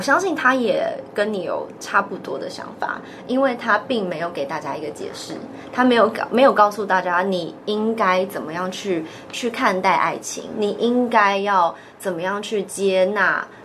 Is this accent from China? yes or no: no; Taipei, Taiwan; 我是台北人